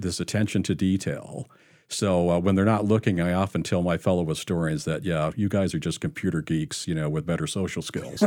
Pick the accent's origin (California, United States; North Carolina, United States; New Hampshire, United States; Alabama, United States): California, United States; San Jose; now in Utah, United States; We moved to California, uh, when I was like nine.